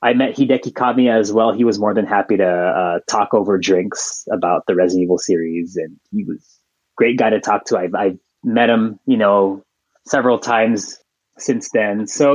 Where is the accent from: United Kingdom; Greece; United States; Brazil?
United States; San Francisco, California; I'm from San Francisco